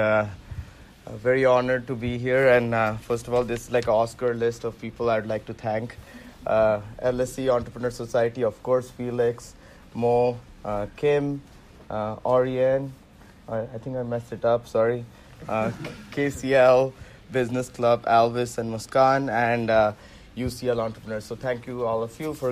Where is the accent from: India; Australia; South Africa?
India; Central Eastern India; first language Hindi; English is a second language; moved away as an adult; also born or lived in Waterloo, Canada; I grew up in like Central Eastern India, I speak like Hindi and stuff. So English wasn't my first language at all